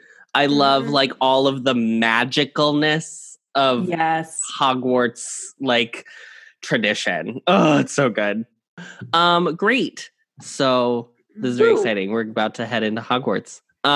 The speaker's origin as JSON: {"language": "English", "country": "United States", "said": "It was strange being American."}